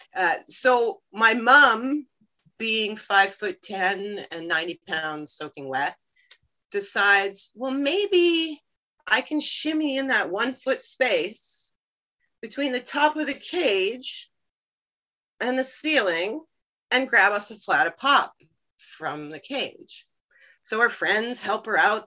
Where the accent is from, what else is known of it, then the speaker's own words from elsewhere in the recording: United States; now in Canada; I'm originally from the States